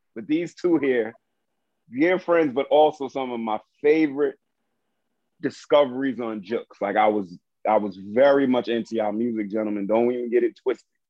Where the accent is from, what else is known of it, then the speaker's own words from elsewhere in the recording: New York City, New York, United States; I grew up in Brooklyn